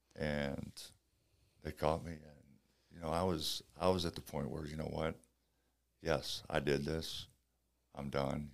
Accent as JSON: {"language": "English", "town": "St. Louis", "region": "Missouri", "country": "United States", "tie": "born or raised there", "said": "I started out at the boys' club in Saint Louis."}